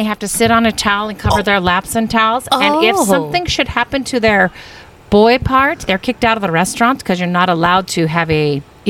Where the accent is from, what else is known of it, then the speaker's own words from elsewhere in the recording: United States; as a American